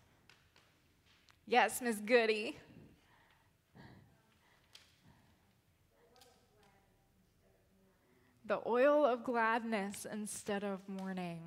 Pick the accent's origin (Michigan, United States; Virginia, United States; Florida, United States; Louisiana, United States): Florida, United States; Lakeland; now in Gainesville, United States; it is also my hometown. It is the place where I grew up